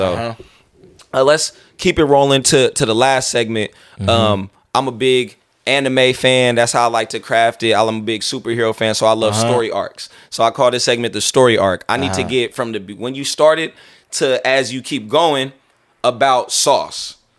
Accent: California, United States; It's so funny growing up in the Bay.

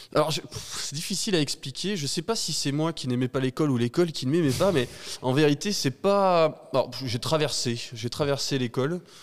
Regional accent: Vernoux-en-Vivarais, Auvergne-Rhône-Alpes, France; je suis, euh, assez chauvin mais je suis ardéchois

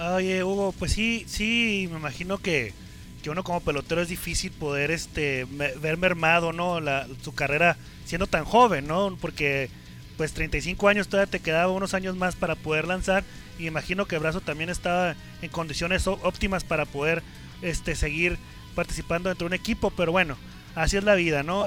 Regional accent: Ensenada, Baja California, Mexico; yo soy radicado, bueno, radicaba en Ensenada, soy nacido en Ensenada

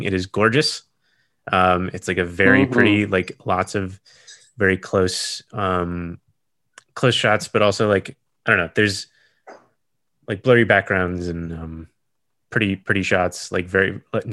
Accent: Wisconsin, United States; growing up in Wisconsin

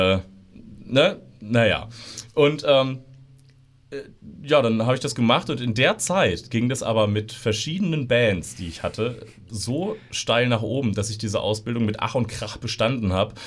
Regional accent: Osterode am Harz, Lower Saxony, Germany; bin hier geboren in Osterode und bin äh, im, im Umland aufgewachsen

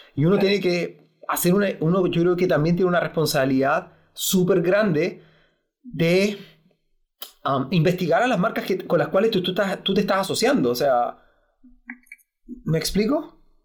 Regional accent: Punta Arenas, Magallanes and Chilean Antarctica, Chile; yo cuando niño, eh, en mi tierra, acá en Punta Arenas, nevaba hasta mi rodilla

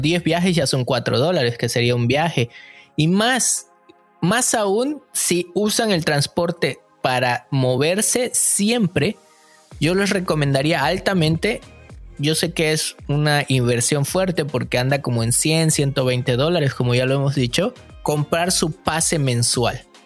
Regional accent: Mexico; moved away as an adult; now in Vancouver, Canada; yo me vine de México

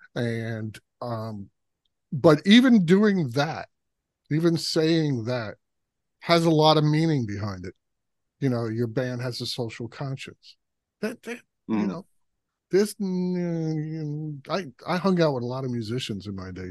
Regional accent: New York City, New York, United States; I was from Brooklyn

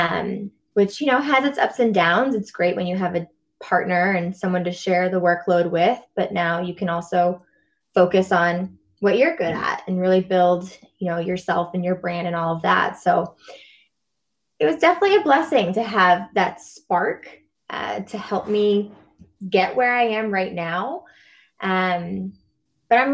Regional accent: near Middleton, Massachusetts, United States; also born or lived in Salem, Massachusetts; yoga teacher training I did in Middleton, Massachusetts, so not far from my hometown. I'm in Salem, Mass

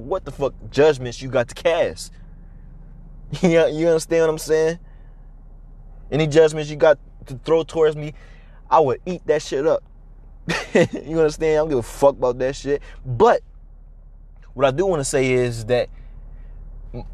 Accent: Chicago, Illinois, United States; growing up in Southside Chicago

